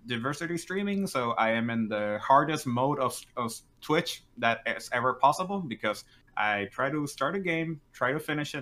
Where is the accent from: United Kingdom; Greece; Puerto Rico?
Puerto Rico; I am from Puerto Rico, so it allows me to do it in Spanish and in English